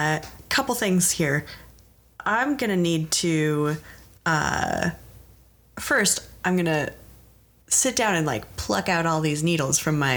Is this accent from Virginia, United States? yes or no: no; Arizona, United States; I'm from Arizona.